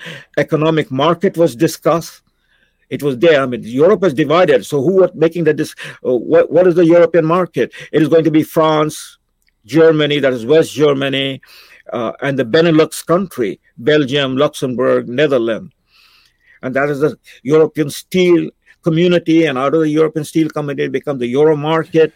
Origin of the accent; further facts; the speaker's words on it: India; now in Canada; I'm an Indian, but I dream in English and I speak Shakespeare.